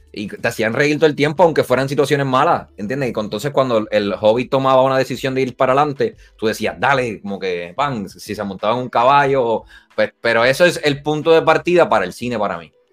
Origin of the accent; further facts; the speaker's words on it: Puerto Rico; Nosotros nacimos en Puerto Rico